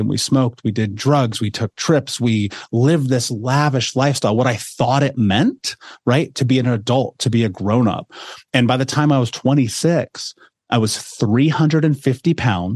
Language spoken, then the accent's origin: English; Indianapolis, Indiana, United States; I grew up in America, in Indianapolis, in an actual city.